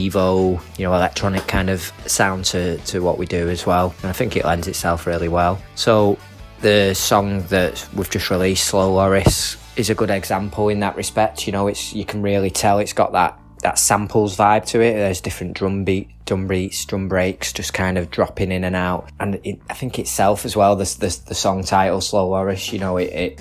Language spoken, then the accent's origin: English; Manchester, North West England, United Kingdom; We're a band from Manchester.